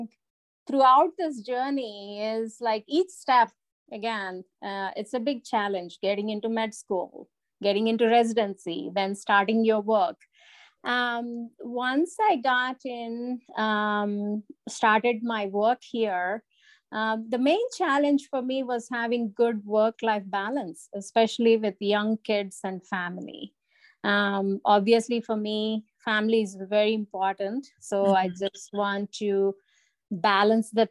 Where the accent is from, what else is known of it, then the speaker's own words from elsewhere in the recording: India; moved away as an adult; also born or lived in Arizona; now in United States; growing up in India